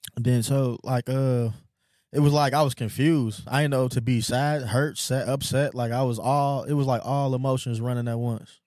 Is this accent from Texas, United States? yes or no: yes; Houston, Texas, United States; moved away; also born or lived in North Lansing, Michigan; I was from the hood. I was from a little bitty town called Cloverleaf in Houston, Texas